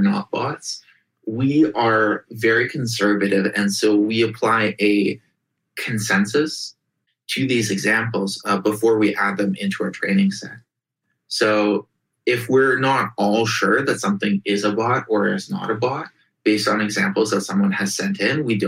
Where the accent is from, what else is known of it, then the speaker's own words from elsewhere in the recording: Russia; moved away; I grew up in Russia in the early 90s